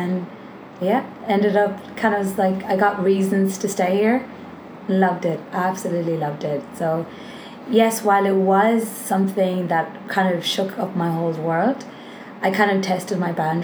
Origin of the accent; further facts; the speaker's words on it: Longford, Leinster, Ireland; moved away as an adult; now in Australia; from where I'm from, it's a place, it's called Longford.